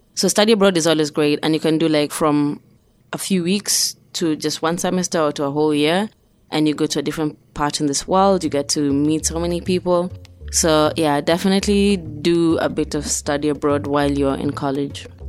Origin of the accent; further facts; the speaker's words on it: Nairobi, Kenya; moved away as an adult; now in Pittsburgh, United States; I was born in Nairobi, Kenya.